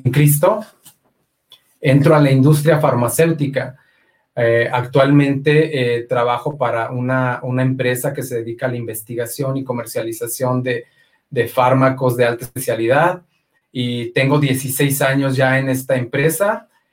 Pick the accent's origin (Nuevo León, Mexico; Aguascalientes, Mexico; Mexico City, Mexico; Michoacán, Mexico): Aguascalientes, Mexico; soy nacido en Aguascalientes.